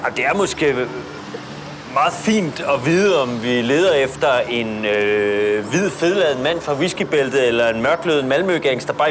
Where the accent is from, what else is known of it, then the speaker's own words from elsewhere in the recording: Sweden; jag då som svensk som har åkt ner till min danska släkt sen, sen jag var liten